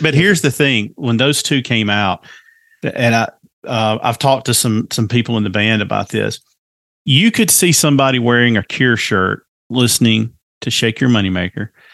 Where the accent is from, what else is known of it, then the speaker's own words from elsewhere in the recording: the South, United States; accent: Southern; obviously by my accent, I grew up in the South